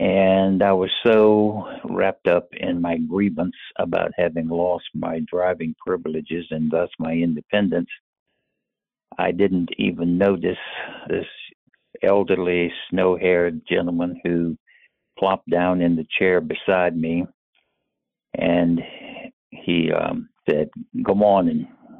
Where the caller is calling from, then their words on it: Raleigh, North Carolina, United States; I am calling from Raleigh, North Carolina.